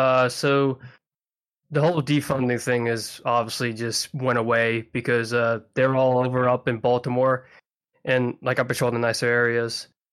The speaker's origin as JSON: {"language": "English", "country": "Philippines", "tie": "born there", "said": "I'm half Filipino. I was born in the Philippines."}